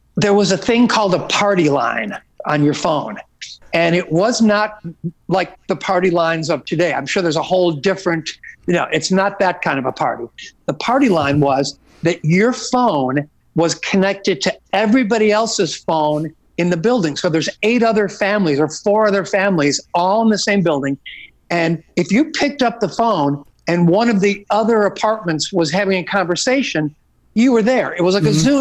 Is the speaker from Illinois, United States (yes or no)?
yes; Oak Lawn, Illinois, United States; growing up in the Oaklawn uh, hometown area